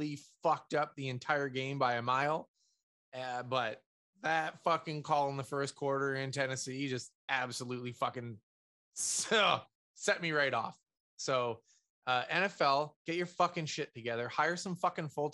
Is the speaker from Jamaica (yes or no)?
no; Canada; being Canadian.